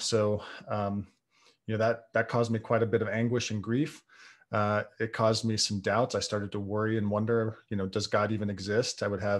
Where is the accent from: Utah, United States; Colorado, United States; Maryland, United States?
Utah, United States; Salt Lake City; born there; So I was born in Salt Lake City, Utah, into a Mormon family.